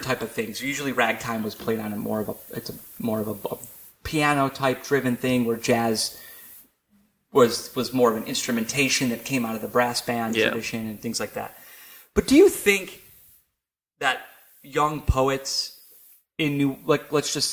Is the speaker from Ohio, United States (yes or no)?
yes; Cleveland, Ohio, United States; moved away as an adult; also born or lived in Massachusetts / California; now in New Orleans, United States; back before I moved to New Orleans, where my hometown, I came back to Cleveland for a few years